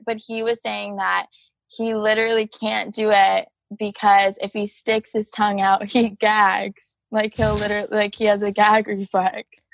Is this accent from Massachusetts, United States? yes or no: no; Rockford, Illinois, United States; my hometown is Rockford, Illinois, too.